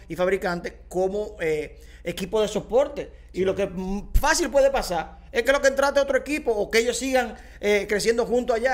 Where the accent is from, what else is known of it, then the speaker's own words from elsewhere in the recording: Dominican Republic; soy dominicano